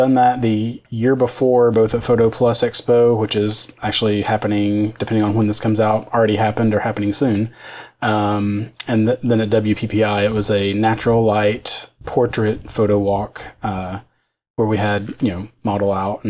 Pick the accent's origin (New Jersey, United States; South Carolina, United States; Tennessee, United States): Tennessee, United States; Knoxville; Right. I'm actually from Tennessee. I grew up outside of Knoxville. So on the other side of the state. But glad to be back home in Tennessee again.